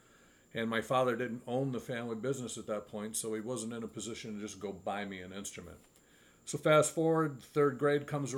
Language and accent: English; Hyde Park, New York, United States; when I was growing up here in the, I'm from Hyde Park, so the Poughkeepsie area